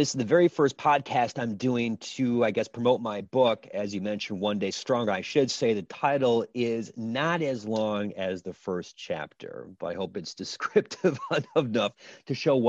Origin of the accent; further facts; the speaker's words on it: Little Chute, Wisconsin, United States; I grew up in Little Chute, Wisconsin, son of a Lutheran pastor on a little old street called Carolyn Drive.